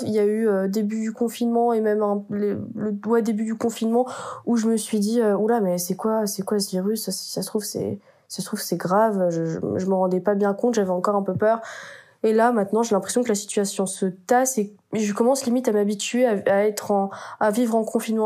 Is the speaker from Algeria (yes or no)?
no; France; accent: French; also born or lived in Buenos Aires; notre accent français